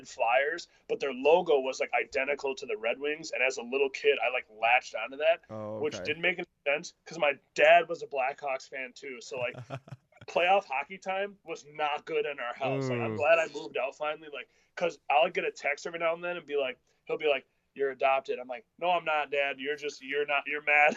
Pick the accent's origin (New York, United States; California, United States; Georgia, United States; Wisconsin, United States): Wisconsin, United States; I grew up in Wisconsin, so of course everybody like bleeds green gold